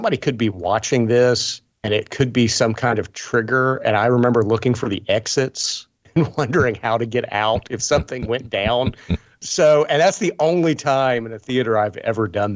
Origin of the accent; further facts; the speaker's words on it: Appalachia, United States; I grew up in Appalachia